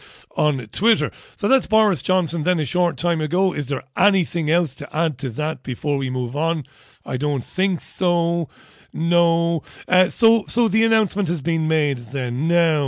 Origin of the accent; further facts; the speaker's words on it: Waterford, Munster, Ireland; moved away; I come from Waterford. I come from a coastal city. I've lived through quite a few storms going up by the sea.